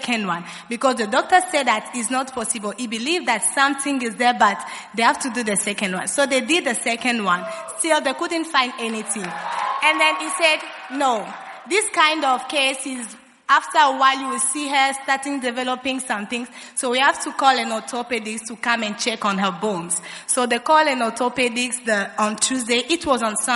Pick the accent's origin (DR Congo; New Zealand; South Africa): DR Congo; Kinshasa; I'm from Congo, DRC, Kinshasa, precisely